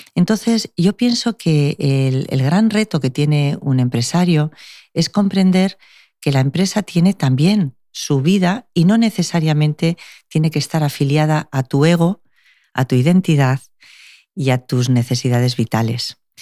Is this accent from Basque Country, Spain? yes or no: yes; Basque Country, Spain; now in Málaga, Spain; es de dónde vengo